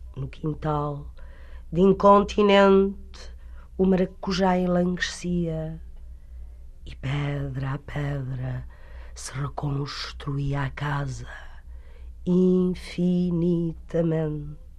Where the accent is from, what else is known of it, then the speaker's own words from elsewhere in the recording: Portugal; sou portuguesa